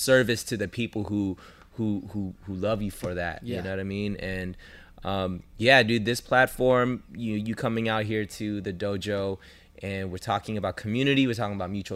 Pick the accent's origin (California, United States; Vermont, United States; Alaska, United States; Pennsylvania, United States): California, United States; Los Angeles; I'm here. I'm LA.